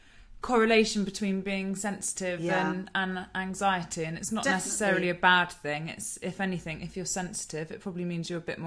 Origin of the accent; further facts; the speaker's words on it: East of England, United Kingdom; And so am I, but we just don't sound it. We managed to kick the accent in time.